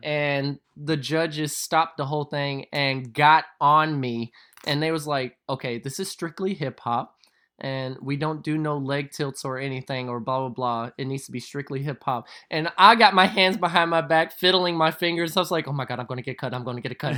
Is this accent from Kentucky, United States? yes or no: yes; Louisville, Kentucky, United States; accent: southern; born and raised in Louisville, Kentucky